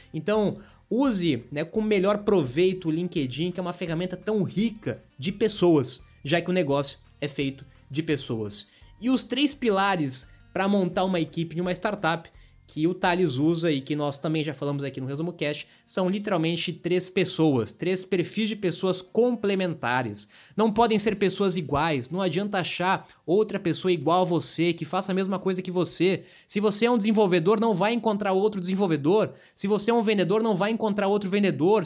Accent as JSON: {"language": "Portuguese", "country": "Brazil"}